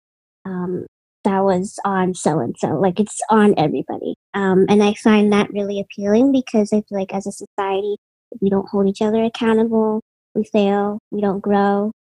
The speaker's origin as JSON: {"language": "English", "town": "Boston", "region": "Massachusetts", "country": "United States", "said": "I'm from Boston"}